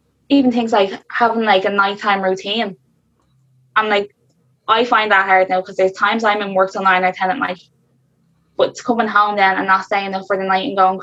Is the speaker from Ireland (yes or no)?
yes; Dublin, Leinster, Ireland; I'm from South Dublin